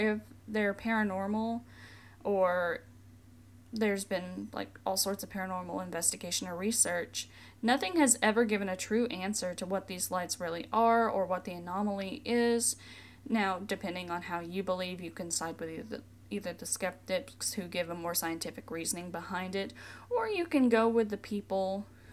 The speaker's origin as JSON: {"language": "English", "region": "Tennessee", "country": "United States", "said": "Tennessee, my home state"}